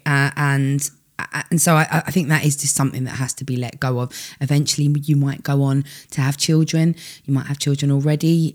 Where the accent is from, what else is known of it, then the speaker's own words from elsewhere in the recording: United Kingdom; we're so British